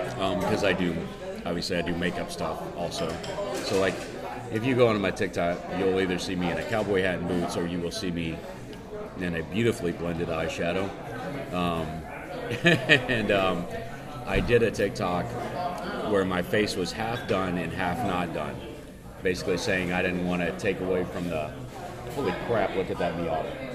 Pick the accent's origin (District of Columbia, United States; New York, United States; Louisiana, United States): Louisiana, United States; Cajun; I am Cajun